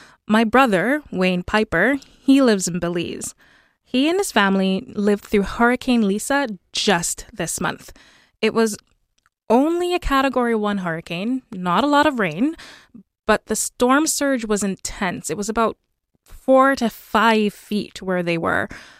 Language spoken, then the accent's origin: English; Jamaica; now in Canada; Yeah, so I moved to Canada from Jamaica in 2009, but a lot of my family still lives in the Caribbean